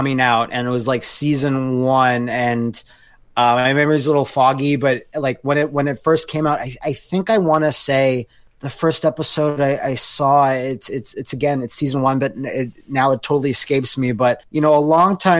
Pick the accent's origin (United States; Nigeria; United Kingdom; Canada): Canada; Us Canadians all tucked away down there